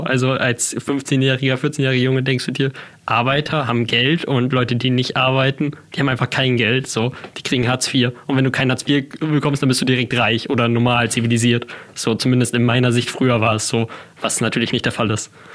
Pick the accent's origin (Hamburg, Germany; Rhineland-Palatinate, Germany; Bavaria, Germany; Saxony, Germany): Hamburg, Germany; Ich bin äh, damals in Hamburg geboren, relativ schnell haben sich meine Eltern dann getrennt. Ich bin dann äh, eine Zeit lang bei meinem Vater, eine Zeit lang bei meiner Mutter aufgewachsen